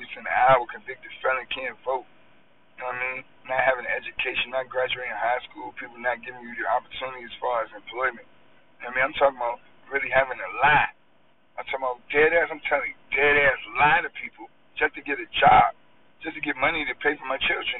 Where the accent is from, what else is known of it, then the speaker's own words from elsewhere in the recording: United States; I was born in the United States and I live here